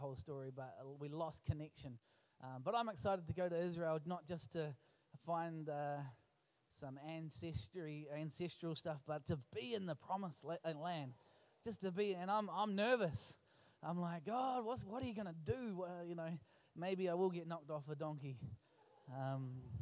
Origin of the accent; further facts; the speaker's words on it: Lower Hutt, Wellington, New Zealand; now in Dunedin, New Zealand; I was born in Lower Hutt